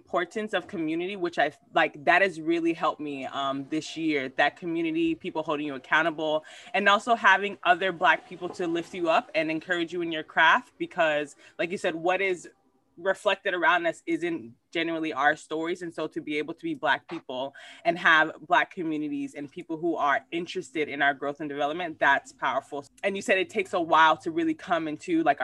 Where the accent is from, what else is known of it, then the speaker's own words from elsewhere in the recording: Liberia; now in Puerto Rico; a Liberian person who's in Puerto Rico